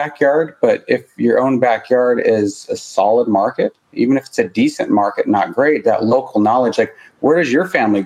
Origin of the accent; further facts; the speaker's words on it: Montana, United States; I'm from Montana